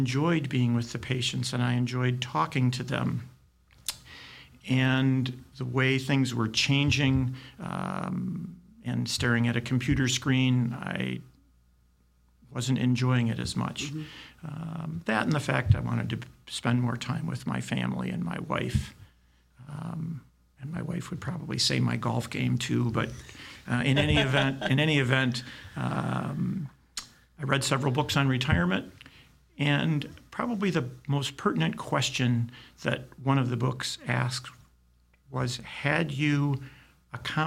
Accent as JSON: {"language": "English", "town": "Detroit", "region": "Michigan", "country": "United States", "tie": "born or raised there", "said": "I grew up in the Detroit area, went to U of D high school"}